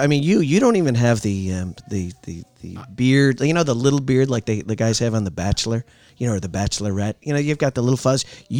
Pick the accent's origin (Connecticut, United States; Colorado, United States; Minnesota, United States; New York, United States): Connecticut, United States; Waterbury; growing up in Waterbury, Connecticut